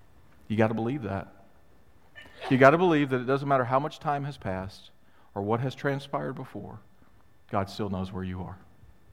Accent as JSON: {"language": "English", "region": "Mississippi", "country": "United States", "tie": "born or raised there", "also_born_or_lived": "Chicago", "moved": "yes", "lives_now": "Florida, United States", "said": "I grew up in Mississippi"}